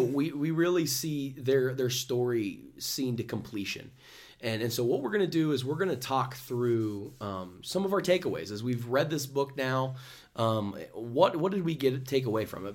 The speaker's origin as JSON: {"language": "English", "town": "Dayton", "region": "Ohio", "country": "United States", "said": "Dayton, Ohio. Um, which is where Caleb and I are from. We're from, we're from Ohio"}